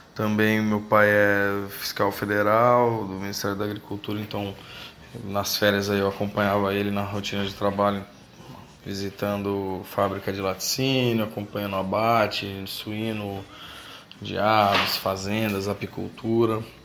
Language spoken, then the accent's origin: Portuguese; Campinas, São Paulo, Brazil; moved away as an adult; also born or lived in Indaiatuba, Brazil / Australia; now in Fortaleza, Brazil; sou natural de Indaiatuba, interior de São Paulo. Cresci em Campinas